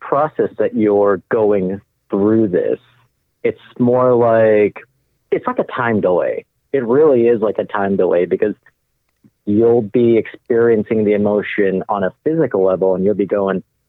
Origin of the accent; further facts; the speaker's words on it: Los Angeles, California, United States; the neighborhood I grew up in, Echo Park